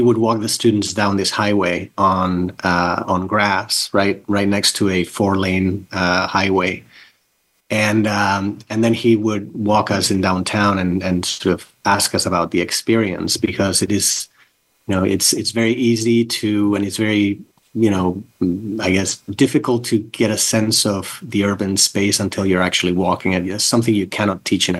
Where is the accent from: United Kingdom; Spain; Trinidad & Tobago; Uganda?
Spain; Barcelona, Catalonia; moved away; also born or lived in North Carolina; I grew up in Barcelona, in Spain, Catalonia, Spain.